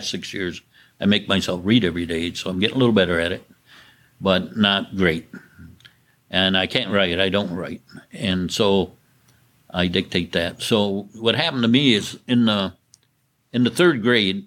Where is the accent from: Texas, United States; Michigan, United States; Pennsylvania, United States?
Michigan, United States; Indiantown; I'm from Indian Town, which is in Saginaw County. I grew up on a farm